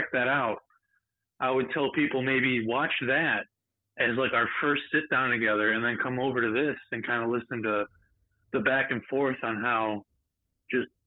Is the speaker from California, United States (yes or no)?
no; Cleveland, Ohio, United States; I'm from Cleveland, Ohio, and I drive a tractor trailer